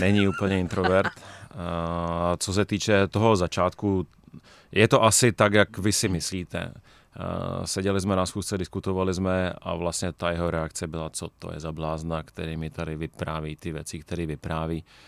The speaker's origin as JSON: {"language": "Czech", "country": "Czechia", "said": "my jako Češi"}